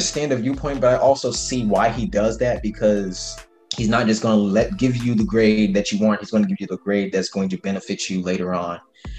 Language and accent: English; Hartwell, Georgia, United States; moved away as an adult; now in Valdosta, United States; I'm from Hartwell, Georgia. It's in Northeast Georgia. I graduated in 2017 from Hart County High School, and I started going to Valdosta State University in August 2017.